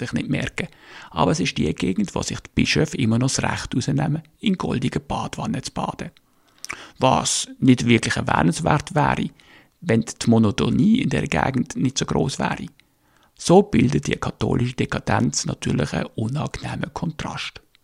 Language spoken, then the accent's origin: German; Birsfelden, Basel-Landschaft, Switzerland; moved away as an adult; now in Northern Germany; ich bin Schweizer, in Basel geboren und in Biersfelden, also Vorderstadt, gross geworden